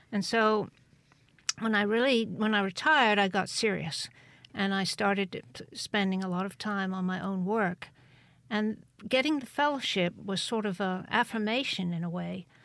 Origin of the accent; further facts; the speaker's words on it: Cheltenham, South West England, United Kingdom; born there; Cheltenham. Cheltenham. Yeah, in Gloucestershire